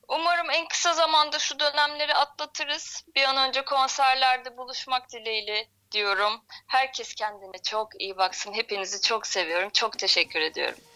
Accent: İzmir, Turkey; moved away as an adult; also born or lived in Istanbul; ben İzmirliyim zaten. Yaklaşık bir 10 yıl kadar İstanbul'da yaşadım.

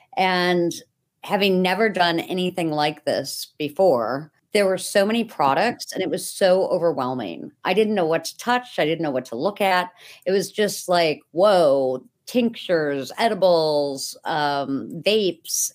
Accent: Buffalo, New York, United States; I'm from Buffalo, New York.

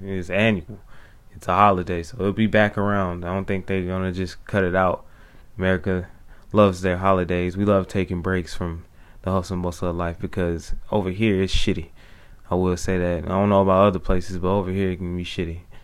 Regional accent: United States; I am an American

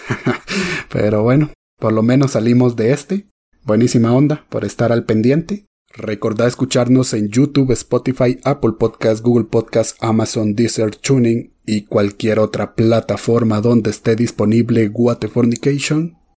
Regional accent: Guatemala; como guatemaltecos

